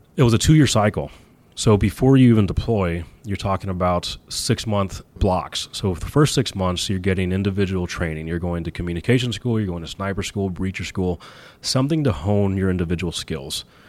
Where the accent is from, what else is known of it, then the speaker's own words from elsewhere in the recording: Texas, United States; now in New York City, United States; I grew up in Texas